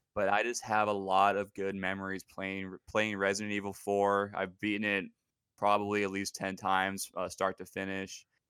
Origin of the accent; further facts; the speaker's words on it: Pacific Northwest, United States; also born or lived in Seattle, Washington; I was born and raised in the Pacific Northwest. Uh, I'm still living here currently in Seattle, Washington